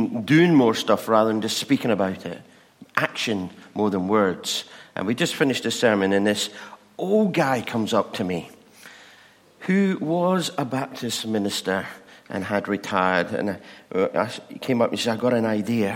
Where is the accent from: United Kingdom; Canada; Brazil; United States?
United Kingdom; England; We're English